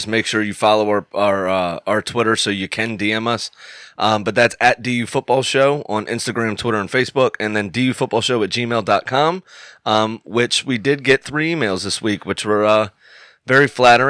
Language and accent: English; United States; And yes, we are Americans.